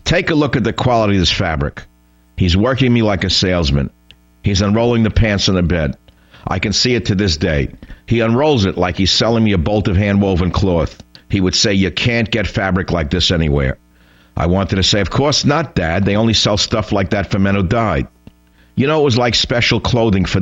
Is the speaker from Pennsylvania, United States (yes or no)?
no; New York City, New York, United States; Growing up in the Bronx as I did